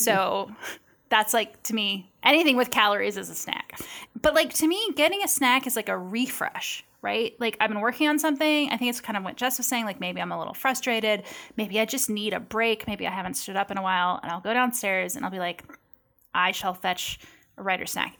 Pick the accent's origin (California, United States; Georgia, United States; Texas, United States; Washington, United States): Washington, United States; I grew up in Washington State